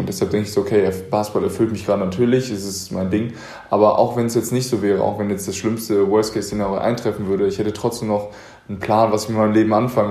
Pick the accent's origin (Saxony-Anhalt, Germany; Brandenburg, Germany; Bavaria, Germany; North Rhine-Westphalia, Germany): North Rhine-Westphalia, Germany; Paderborn; komme ich aus Paderborn, einer also sehr konservativen Stadt